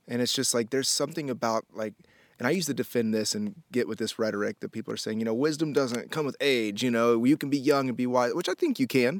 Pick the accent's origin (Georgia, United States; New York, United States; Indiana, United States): Indiana, United States; Indianapolis; moved away; also born or lived in Miami; I was born in Miami, and then we moved to Indianapolis when I was a kid